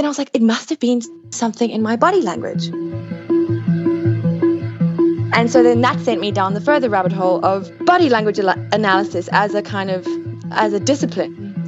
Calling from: Cape Town, Western Cape, South Africa; Cape Town.

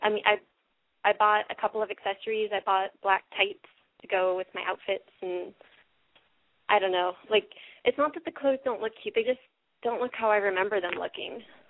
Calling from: California, United States; I'm 23, and I'm calling from California.

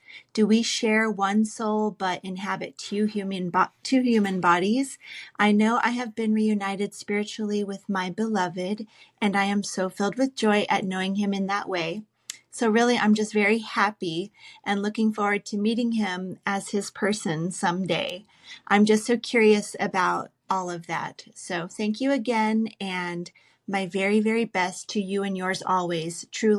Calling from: San Diego, California, United States; I'm from San Diego.

